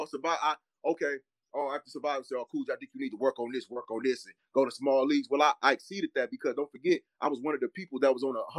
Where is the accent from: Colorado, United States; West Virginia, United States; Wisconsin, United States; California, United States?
Wisconsin, United States; Milwaukee; I come from Milwaukee, and I'm from Wisconsin